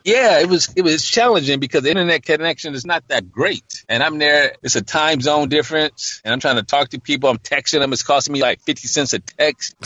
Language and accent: English; Detroit, Michigan, United States; growing up in Detroit.